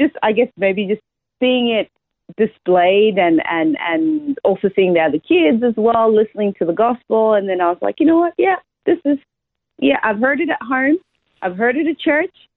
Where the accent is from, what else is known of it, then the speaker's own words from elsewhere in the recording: Zimbabwe; moved away as an adult; also born or lived in Australia / United States; now in Brisbane, Australia; I was born in Zimbabwe, Southern Africa.